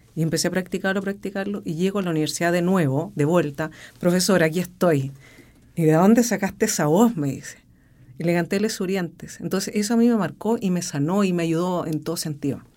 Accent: Rancagua, O'Higgins, Chile; soy de Rancagua, me quedé en Rancagua

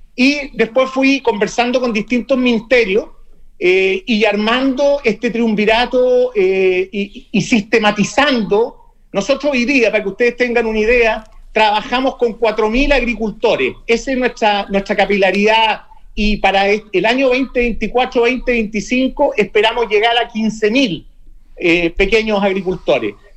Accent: Santiago, Santiago Metropolitan Region, Chile; yo soy de Santiago

